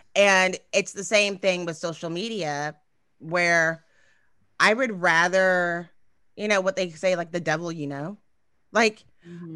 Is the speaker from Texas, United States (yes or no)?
yes; Texas, United States; I'm from Texas